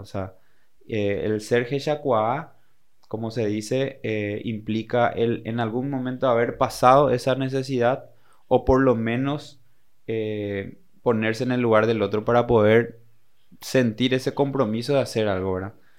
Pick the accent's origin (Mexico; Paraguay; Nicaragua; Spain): Paraguay; now in Encarnación, Paraguay; ser buenos paraguayos